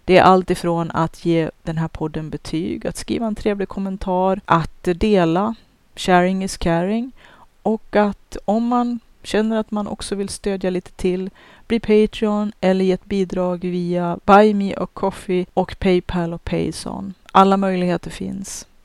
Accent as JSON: {"language": "Swedish", "country": "Sweden", "said": "Jag är ju svensk jag också"}